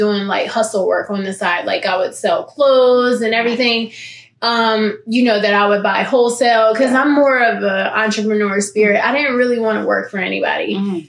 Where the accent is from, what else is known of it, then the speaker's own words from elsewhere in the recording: Philadelphia, Pennsylvania, United States; also born or lived in Germany / New Jersey; I am from Philly. Okay. I am born in Philly. I moved to Germany when I was two